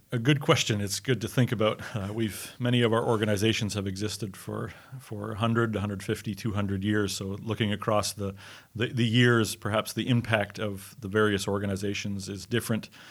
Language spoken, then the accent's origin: English; Montreal, Quebec, Canada; I'm from Montreal in Canada. I'm a Canadian